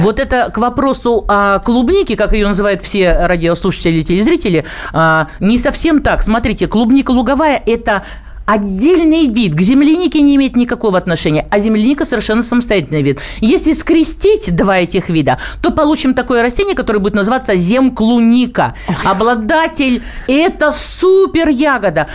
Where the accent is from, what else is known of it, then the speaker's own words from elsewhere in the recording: Krasnoyarsk, Siberia, Russia; now in Krasnoyarsk, Russia; Я вообще сибирячка, живу в городе Красноярске